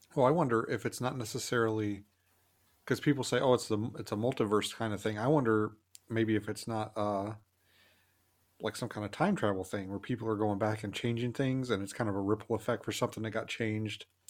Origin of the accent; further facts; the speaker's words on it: the South, United States; I grew up in the South